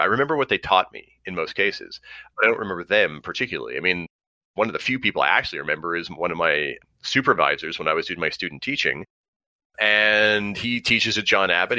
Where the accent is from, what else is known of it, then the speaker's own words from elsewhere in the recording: Montreal, Quebec, Canada; I grew up on the West Island.